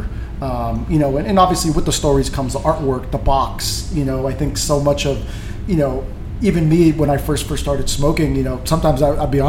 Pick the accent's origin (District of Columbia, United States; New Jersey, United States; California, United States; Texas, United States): California, United States; San Francisco; now in Miami, United States; I grew up in California, right? I grew up in San Francisco